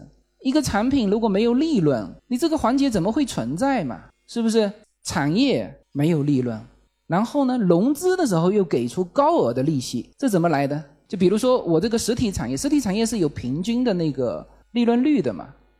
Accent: China; 我们中国人现在都在对外买分泌，就是去澳洲啊，去新西兰啊买分泌。

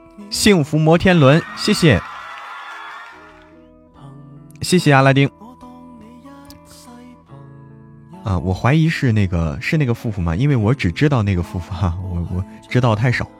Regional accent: Hebei, China; now in Chengdu, China; 对，河北，河北人。

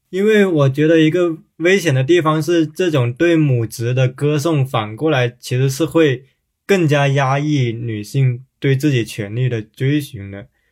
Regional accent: Guangdong, China; 我小时候是在广东长大的

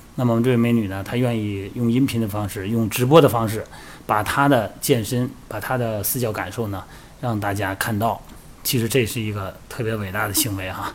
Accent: China; 咱们生在中国

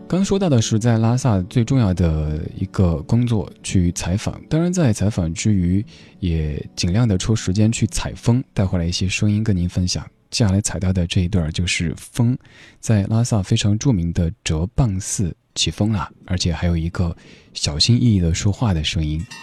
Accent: Chengdu, Sichuan, China; accent: Chengdu dialect; 用我的家乡话成都话讲，就是藏腰儿罐子

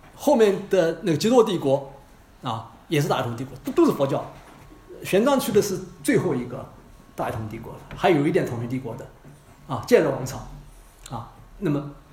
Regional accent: China; 我们中国人是生活在道德中的

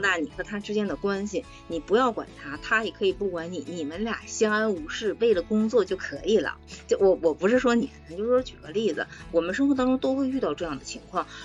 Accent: China; 我们中国人

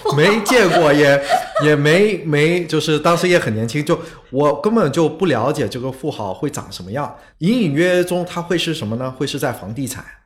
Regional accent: Singapore; first language Chinese; 我虽然在新加坡出生长大，但我一出生就是说中文嗯。呃，其实在我家里汉语是我的母语

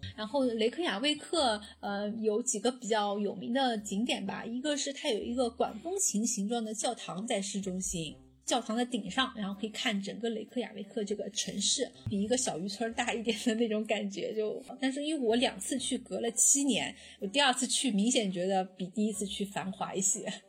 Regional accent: China; 作为一个中国人去看

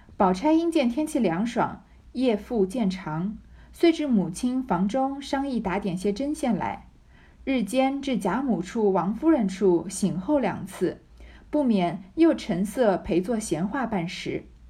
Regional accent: China; 我们中国人

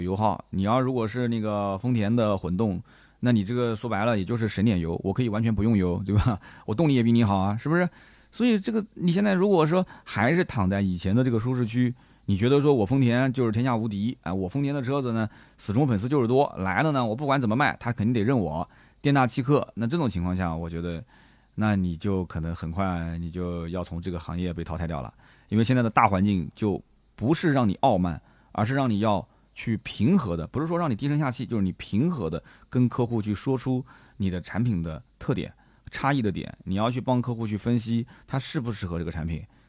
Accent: Nanjing, Jiangsu, China; 我们南京的几个小老弟

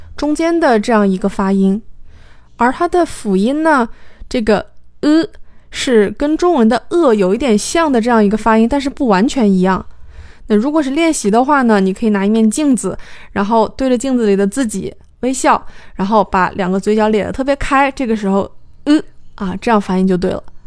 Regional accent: China; 对于我们中国人来说

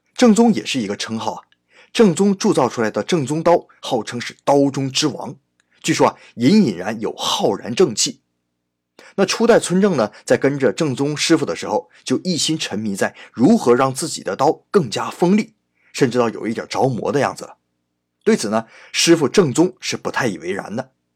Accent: China; 我们中国人

